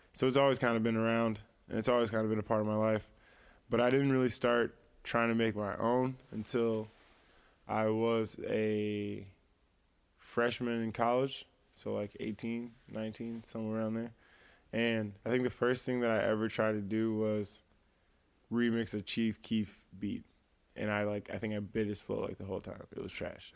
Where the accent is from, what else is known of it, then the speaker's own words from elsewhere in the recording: East Moline, Illinois, United States; also born or lived in Silvis, Illinois; I would definitely say I'm from the Quad Cities, but I'm definitely from East Moline